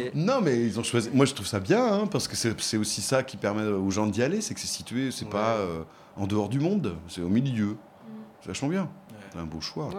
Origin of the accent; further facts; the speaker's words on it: Nantes, Pays de la Loire, France; je suis nantais